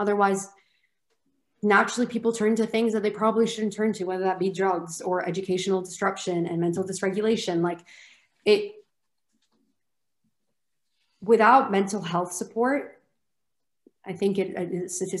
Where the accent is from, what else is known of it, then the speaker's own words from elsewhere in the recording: Lebanon; also born or lived in United Kingdom; I went to an American school in Lebanon and I proceeded to study in the UK.